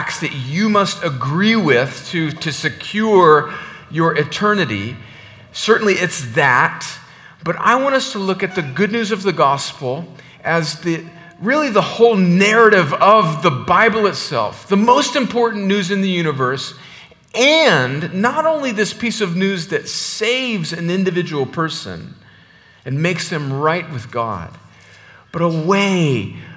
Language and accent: English; the Mexican border in California, United States; now in Georgia, United States; I'm originally from the Mexican border in California